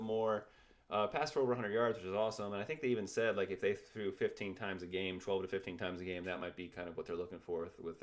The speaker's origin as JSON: {"language": "English", "region": "Virginia", "country": "United States", "said": "I'm from Virginia"}